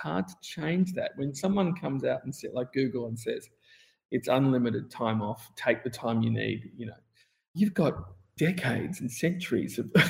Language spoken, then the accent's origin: English; Australia; I mean, I came from Australia where it was a mandatory 4-week holiday plus all the public holidays plus.